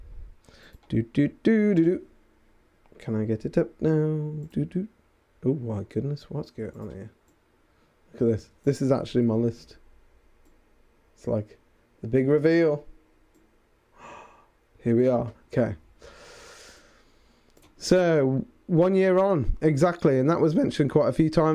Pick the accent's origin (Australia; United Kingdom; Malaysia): United Kingdom; near Birmingham, West Midlands; now in Nottingham, United Kingdom; my hometown near Birmingham